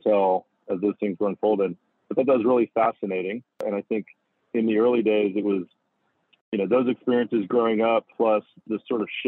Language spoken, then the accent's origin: English; Houston, Texas, United States; moved away as an adult; also born or lived in Los Angeles, California; growing up in Houston along the Gulf Coast